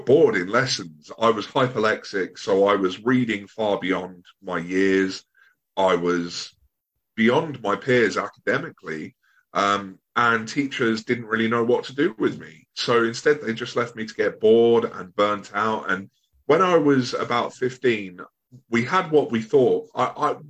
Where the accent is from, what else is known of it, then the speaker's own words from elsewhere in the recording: Bognor Regis, South East England, United Kingdom; also born or lived in Brighton area; I'm from Sussex, so at the moment I'm living in the Brighton area, but I grew up in a place called Bognor Regis